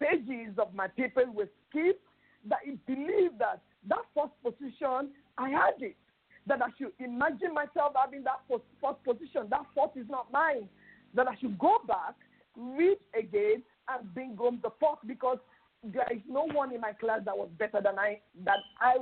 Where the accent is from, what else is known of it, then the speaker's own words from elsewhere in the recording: South West Nigeria, Nigeria; now in Lagos, Nigeria; I'm a Nigerian, and I'm from the southwestern state in Nigeria.